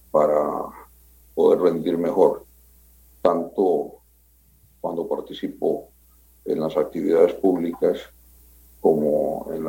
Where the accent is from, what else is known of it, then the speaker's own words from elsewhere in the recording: Costa Rica; Bueno, soy un ciudadano costarricense más que se ha interesado desde muy joven por los asuntos públicos